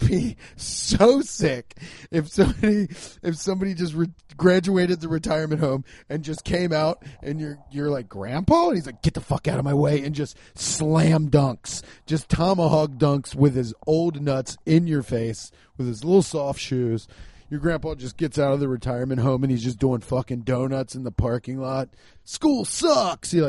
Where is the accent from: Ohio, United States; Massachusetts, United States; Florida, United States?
Ohio, United States; Cincinnati; I'm holding down the Midwest, baby. I'm from Cincinnati